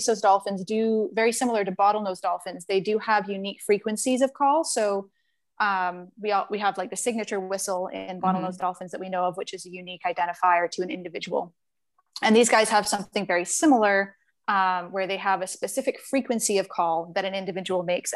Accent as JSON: {"language": "English", "area": "Shetland Islands", "region": "Scotland", "country": "United Kingdom", "tie": "born or raised there", "moved": "yes", "said": "I grew up in the Shetland Islands, for those of you who don't know, which are off the northeast tip of Scotland in the middle of the North Sea"}